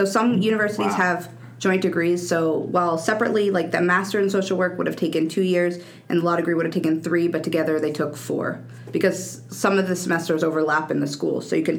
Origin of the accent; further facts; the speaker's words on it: Pittsburgh, Pennsylvania, United States; moved away as an adult; now in Washington, D.C., United States; I'm from Pittsburgh, Pennsylvania.